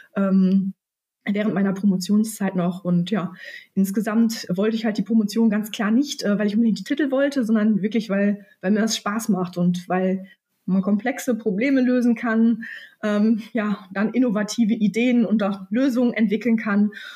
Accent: near Münster, North Rhine-Westphalia, Germany; also born or lived in London; ich komme tatsächlich aus der Nähe von Münster, also ähm, aus dem Kreis Großfeld, also ein Stück weg, so 20 Minuten von Münster.

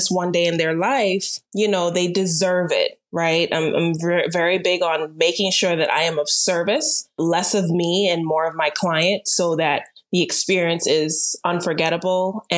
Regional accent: Turks & Caicos Islands; moved away as an adult; now in Florida, United States; Mom and dad are Jamaican, but raised in Turks and Caicos for 17 years.

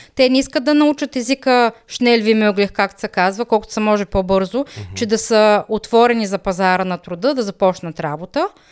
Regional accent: Bulgaria; moved away as an adult; now in Germany

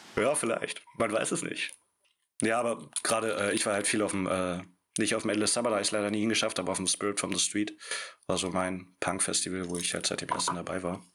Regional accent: near Magdeburg, Saxony-Anhalt, Germany; moved away as an adult; also born or lived in Stuttgart; now in Berlin, Germany; Wir kommen äh, beide aus Richtung Magdeburg

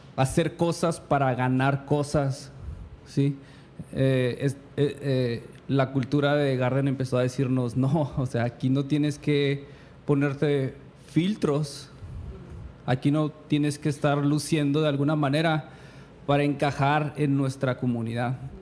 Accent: Chihuahua, Mexico; moved away as an adult; also born or lived in California, United States; Los dos somos de Chihuahua

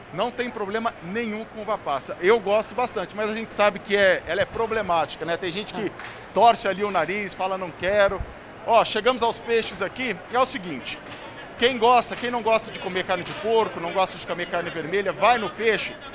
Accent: interior of São Paulo, Brazil; now in São Paulo, Brazil; eu sou do interior de São Paulo. A gente lá nem fala de bacalhau, nem Natal, nem Ano Novo, né? A gente fala de leitô, a gente fala de churrasco. Eu fui descobrir isso aqui em São Paulo só

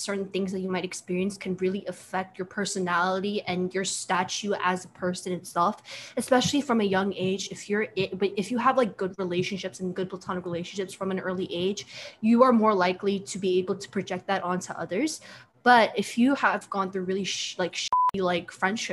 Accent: Long Island, New York, United States; also born or lived in Queens, New York; I grew up in Long Island, but I ended up moving to Queens in seventh grade

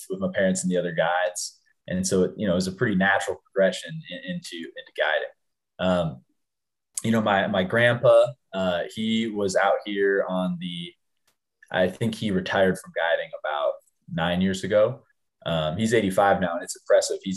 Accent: Bozeman, Montana, United States; also born or lived in Ennis, Montana; I was born in uh, uh, Bozeman, Montana, but lived in Ennis. Um, in the summers in Bozeman, uh, growing up my whole life, uh, went to went to high school in Bozeman

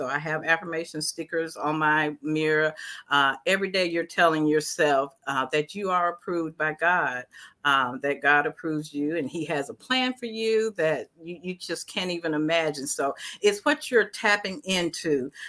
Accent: the South, United States; growing up in the South as a Black woman, it has its own challenges.

